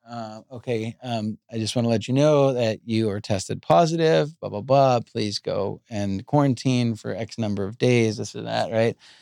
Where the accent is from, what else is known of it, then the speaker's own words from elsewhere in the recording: Long Island, New York, United States; Island is where I grew up.